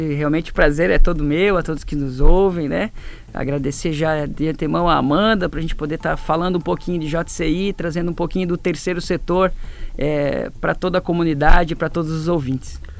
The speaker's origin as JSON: {"language": "Portuguese", "town": "Presidente Getúlio", "region": "Santa Catarina", "country": "Brazil", "tie": "born or raised there", "moved": "as an adult", "lives_now": "Rio do Sul, Brazil", "said": "Eu sou natural de Presidente Getúlio"}